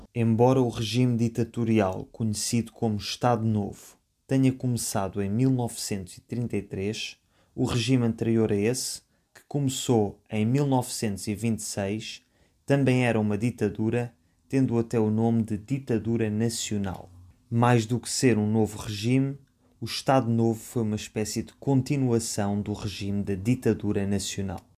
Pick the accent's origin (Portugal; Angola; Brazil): Portugal; enquanto portugueses